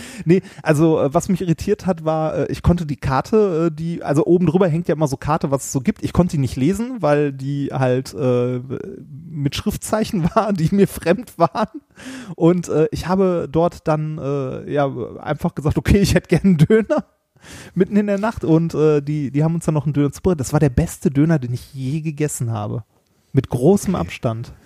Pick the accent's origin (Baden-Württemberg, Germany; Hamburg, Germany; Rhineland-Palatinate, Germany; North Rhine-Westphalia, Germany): North Rhine-Westphalia, Germany; Essen; moved away; als ich noch in Essen gewohnt habe, bin ich in Essen-Altendorf aufgewachsen